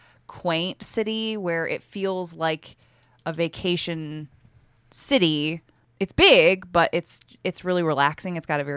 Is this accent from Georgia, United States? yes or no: no; Michigan, United States; we're from Michigan